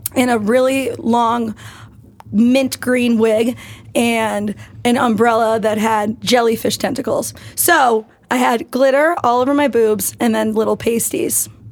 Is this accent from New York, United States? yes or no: yes; New York, United States; I'm a New Yorker and we do not sleep